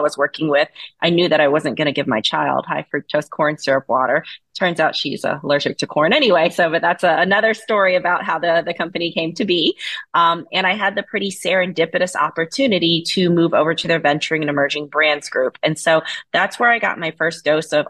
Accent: Fayetteville, North Carolina, United States; moved away; So I grew up in a small town in North Carolina. I'm from Fayetteville, North Carolina.

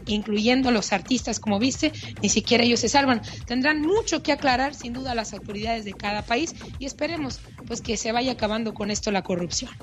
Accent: Mexico; como decimos en México

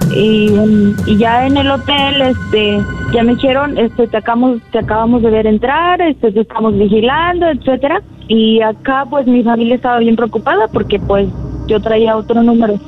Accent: Tlaltenango, Mexico; me sacaron de aquí, de Tlaltenango

